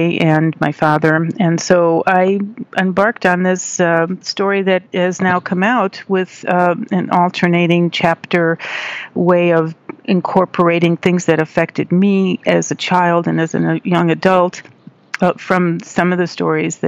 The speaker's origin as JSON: {"language": "English", "town": "Chicago", "region": "Illinois", "country": "United States", "tie": "born or raised there", "also_born_or_lived": "England", "said": "we came to America in 1952. So I was raised in the Polish-American community in Chicago"}